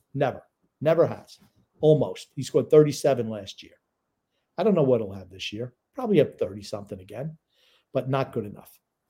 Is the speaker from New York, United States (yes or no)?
yes; New York, United States; now in North Carolina, United States; I am originally from Long Island. Right now I live in North Carolina. But, you know, once you're an Islander fan at a young age, that never leaves.